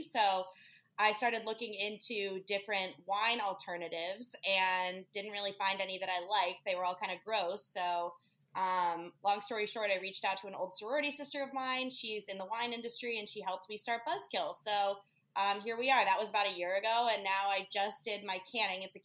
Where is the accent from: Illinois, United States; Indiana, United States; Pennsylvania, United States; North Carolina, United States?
Illinois, United States; Chicago; moved away as an adult; also born or lived in Key West / Lake Tahoe; now in Hermosa Beach, United States; originally, I'm from Chicago, but I ended up here after the pandemic